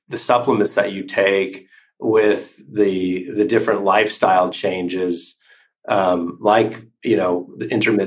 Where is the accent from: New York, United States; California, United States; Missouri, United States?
California, United States; now in Switzerland; I'm originally from California